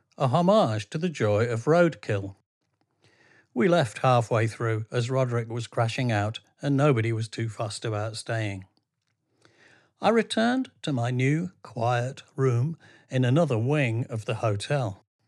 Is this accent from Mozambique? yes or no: no; England, United Kingdom; I'm from England.